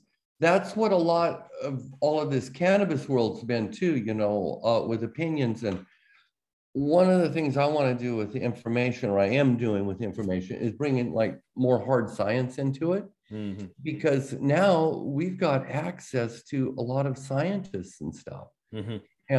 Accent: Oregon, United States; that's my home state

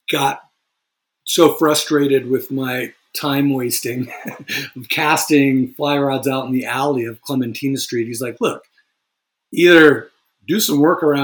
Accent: California, United States; Yeah, I grew up in uh, Northern California.

